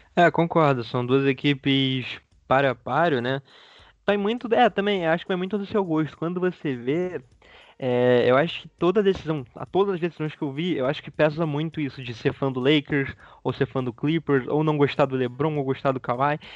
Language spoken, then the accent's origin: Portuguese; Petrópolis, Rio de Janeiro, Brazil; sou de Petrópolis, do Rio, não sou da capital.